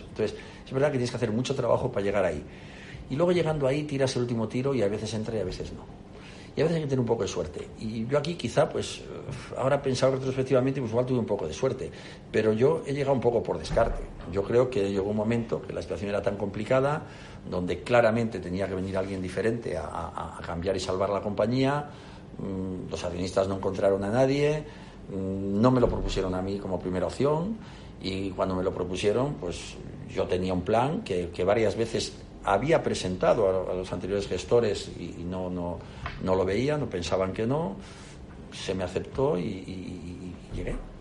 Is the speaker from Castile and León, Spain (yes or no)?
yes; León, Castile and León, Spain; also born or lived in Palencia / Oviedo; castellano leonés, nací en Palencia y me he criado en León